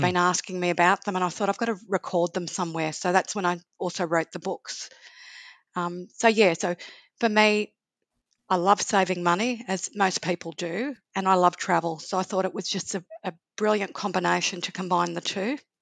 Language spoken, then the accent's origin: English; Sydney, New South Wales, Australia; now in Melbourne, Australia; I'm originally from Sydney and then came to Melbourne.